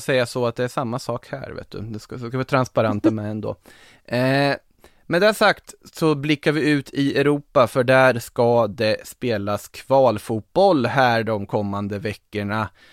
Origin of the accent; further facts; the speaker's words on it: Norrköping, Östergötland, Sweden; som Norrköpingsbo som man är